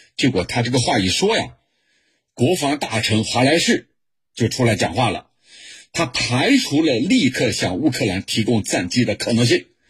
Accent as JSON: {"language": "Chinese", "country": "China", "said": "在我们中国人看来是什么呢？"}